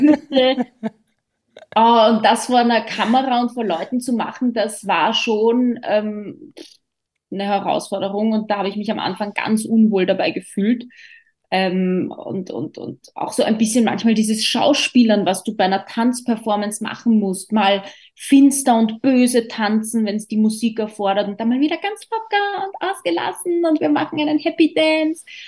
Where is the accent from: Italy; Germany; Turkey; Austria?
Austria; wir Österreicher